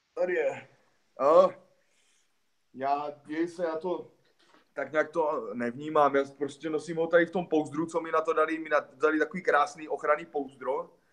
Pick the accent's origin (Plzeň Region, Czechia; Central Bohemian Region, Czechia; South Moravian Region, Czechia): South Moravian Region, Czechia; Hostěradice; vedle Hostiradic, odkud pocházím